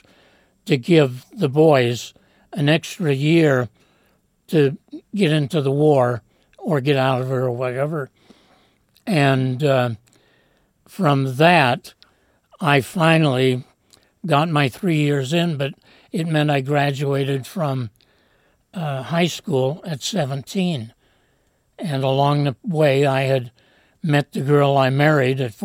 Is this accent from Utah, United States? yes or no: yes; Salt Lake City, Utah, United States; also born or lived in Sacramento, California / Vallejo, California; Born and raised in Salt Lake, but grew up in California in the sense that for World War II, my dad went to work for Greyhound Bus and moved us to California